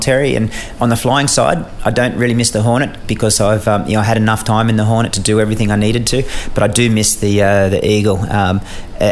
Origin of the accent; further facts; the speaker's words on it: Australia; I ended up as an Australian officer embedded in a US squadron